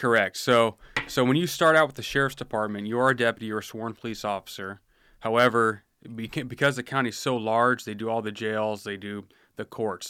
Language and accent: English; Washington, United States; moved away as an adult; I grew up in Washington